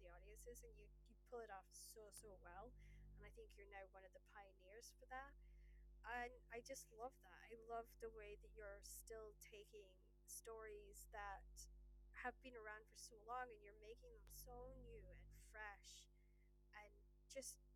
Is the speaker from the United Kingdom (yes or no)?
yes; Scotland, United Kingdom; I'm Scottish